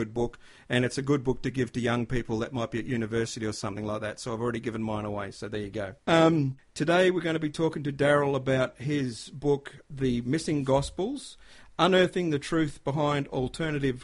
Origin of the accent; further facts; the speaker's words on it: Queensland, Australia; being a Queenslander